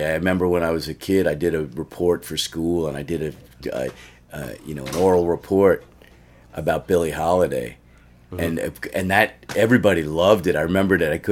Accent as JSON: {"language": "English", "region": "Washington D.C. area / Maryland", "country": "United States", "tie": "born or raised there", "also_born_or_lived": "New York / West Coast / Oakland, California", "moved": "as an adult", "said": "when I lived in D.C. before I moved to Oakland, um, I see. I grew up. I was born in New York, and I grew up in Washington D.C."}